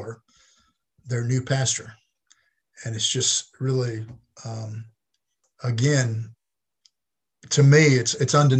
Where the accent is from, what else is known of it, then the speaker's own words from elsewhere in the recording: Batesville, Mississippi, United States; I grew up in Batesville, which is about an hour south of Memphis on 55